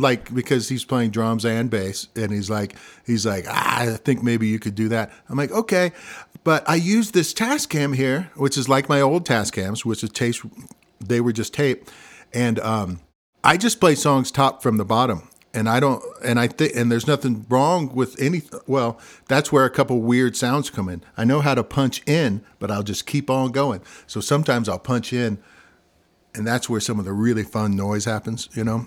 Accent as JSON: {"language": "English", "region": "Missouri", "country": "United States", "also_born_or_lived": "Colorado", "accent": "Midwestern", "moved": "yes", "said": "I'm from Missouri"}